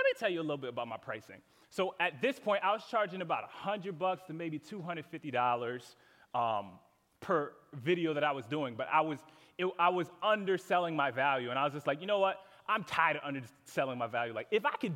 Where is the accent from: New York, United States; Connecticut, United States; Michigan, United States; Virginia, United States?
Connecticut, United States; moved away as an adult; I'm from Connecticut originally, so I moved down here about 3 years ago